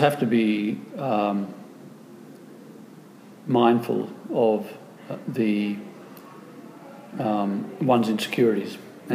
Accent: Australia; I'm from Australia, we don't have any high mountains.

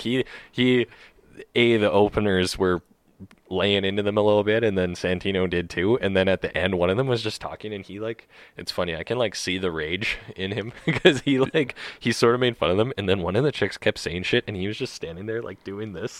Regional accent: Canada; as a Canadian

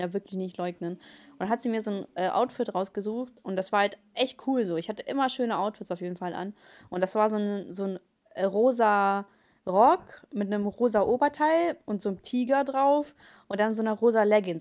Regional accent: Germany; German is a second language; als ich äh, nach Deutschland gekommen bin, äh, war ich ja so dritte, also in der Hälfte der dritten Klasse.

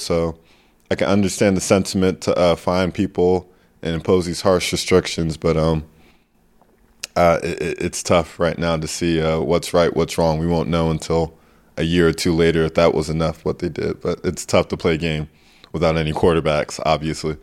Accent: United States; accent: American; moved away as an adult; also born or lived in Giessen, Germany / Ludwigsburg, Germany / Oldenburg, Germany; now in Würzburg, Germany; my American accent

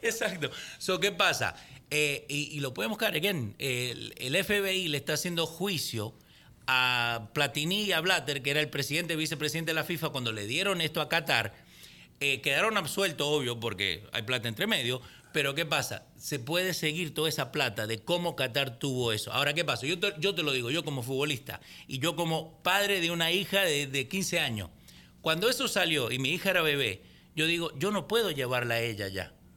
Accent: Argentina; yo siendo argentino

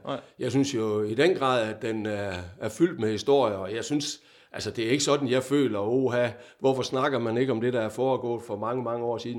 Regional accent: Vejle, Southern Denmark, Denmark; moved away as an adult; also born or lived in Odense / Fredericia; jeg er jo Vejle-dreng

